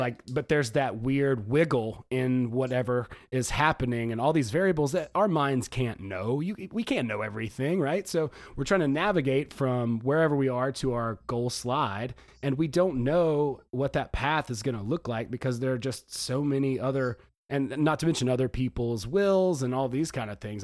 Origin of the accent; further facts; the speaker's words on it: the South, United States; I'm from the South